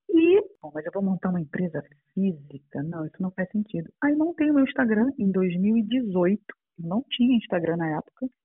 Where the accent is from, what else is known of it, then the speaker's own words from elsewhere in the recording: Brazil; moved away as an adult; now in Portugal; brasileira, meu marido e eu trabalhávamos com publicidade no Brasil.